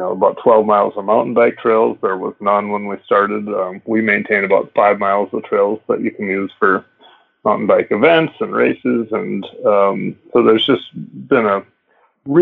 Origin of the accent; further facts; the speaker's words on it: Minneapolis, Minnesota, United States; I grew up in Minneapolis as well, and my high school ski team, we skied here when I was in high school